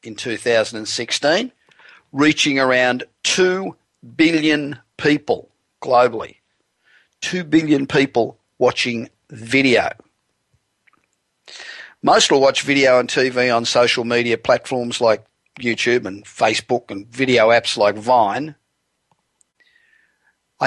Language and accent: English; Australia; now in Los Angeles, United States; being Australian but not having been there for one hell of a long time